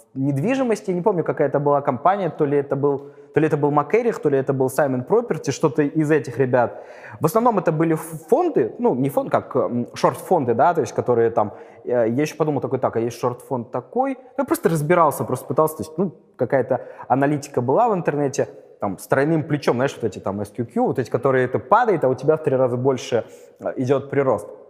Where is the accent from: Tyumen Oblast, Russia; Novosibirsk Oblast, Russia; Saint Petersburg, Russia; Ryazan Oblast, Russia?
Saint Petersburg, Russia; я из Питера